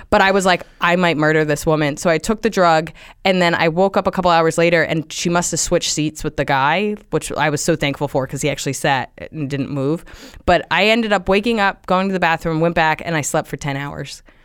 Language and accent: English; Central New Jersey, United States; now in New York, United States; I grew up in Jersey, um, just about an hour away on the train, so Central Jersey.